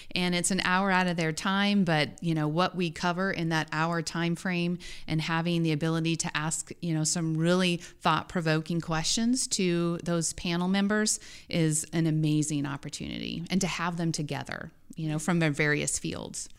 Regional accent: Dodge City, Kansas, United States; moved away as an adult; also born or lived in Denver, Colorado; now in Columbia, United States; I grew up in Dodge City, western Kansas

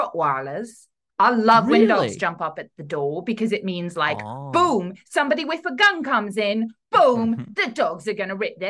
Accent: Independence, Missouri, United States; Like, I was born in Independence, Missouri. All right.

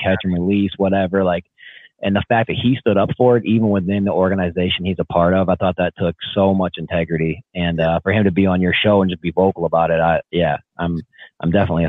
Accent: Wisconsin, United States; in Wisconsin, I can't remember when it was, you know, my home state

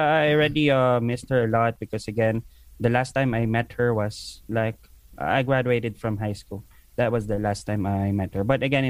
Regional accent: Philippines; moved away as an adult; now in Abu Dhabi, United Arab Emirates; I'm from the Philippines.

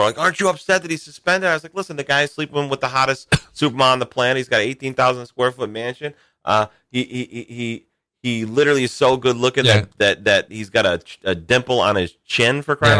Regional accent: New England, United States; I'm from New England.

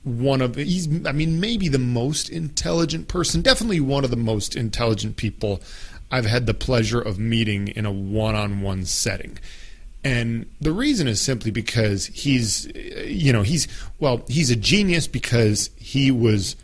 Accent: Apple Valley, Minnesota, United States; I came from Apple Valley, Minnesota, which is like, you know, the most innocent, non-gangster suburb in the United States of America

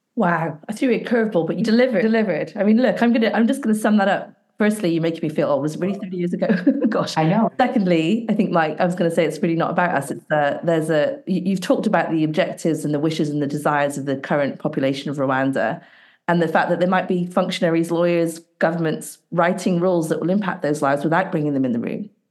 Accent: Bristol, South West England, United Kingdom; my hometown, Bristol, in England

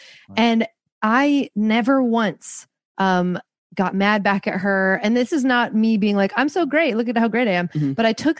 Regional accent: Seattle, Washington, United States; I'm from Seattle, like tattoos, who cares? Purple hair, no one cares.

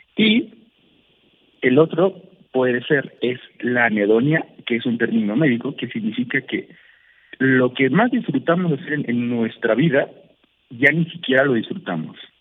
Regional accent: Mexico; en México, en mi país

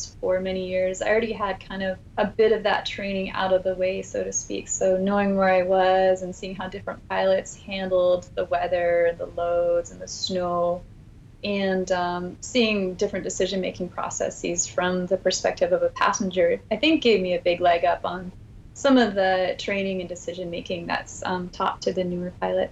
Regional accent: Alaska, United States; Growing up in Alaska

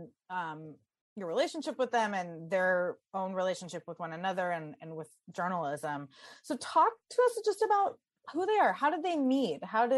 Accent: San Diego, California, United States; I grew up in San Diego. I went to UC Santa Barbara.

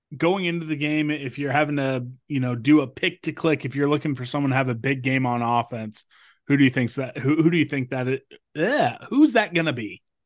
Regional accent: Topeka, Kansas, United States; now in Johnson County, United States; I come from Topeka

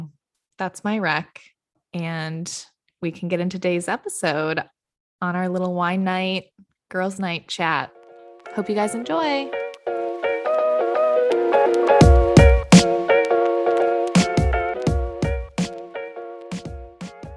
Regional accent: Michigan, United States; now in New York, United States

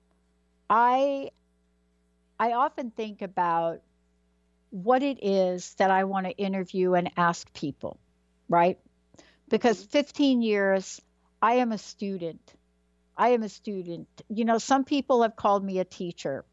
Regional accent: New York City, New York, United States; also born or lived in New Jersey; now in Pacific Northwest, United States; I was born in the Bronx, right? Everything is cement.

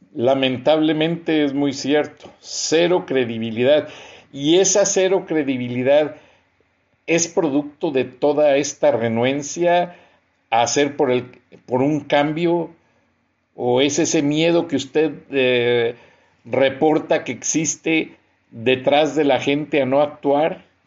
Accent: Mexico; moved away; Yo soy mexicano y soy ciudadano norteamericano

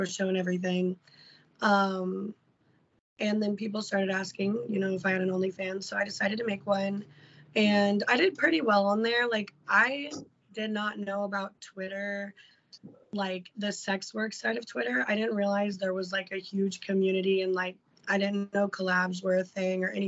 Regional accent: Illinois, United States; We're both from Illinois

